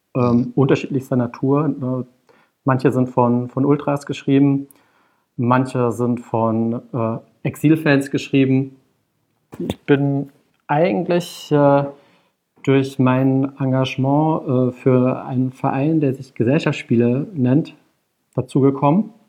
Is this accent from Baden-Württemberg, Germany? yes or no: yes; Karlsruhe, Baden-Württemberg, Germany; moved away as an adult; now in Berlin, Germany; ich bin äh, in Karlsruhe geboren und auch zur Schule gegangen und äh, dann zum Studium weggezogen und dann irgendwann 2008 auch nach Berlin